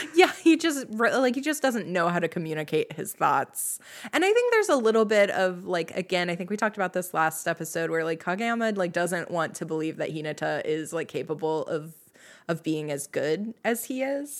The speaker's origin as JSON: {"language": "English", "country": "United States", "said": "I'm also American and barely know Japanese at all"}